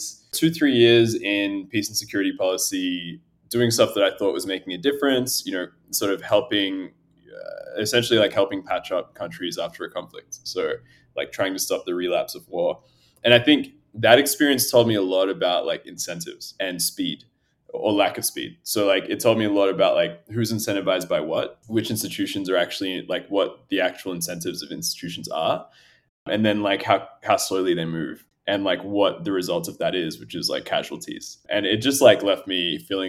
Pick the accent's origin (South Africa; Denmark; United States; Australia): Australia; also born or lived in Ethiopia / Addis Ababa, Ethiopia; I'm originally from Ethiopia, so my parents were born there. I grew up in Australia, but I used to travel back a lot as a kid